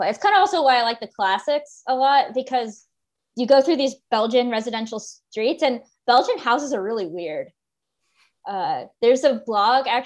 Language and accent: English; United States; And I'm American and we don't have anything that old.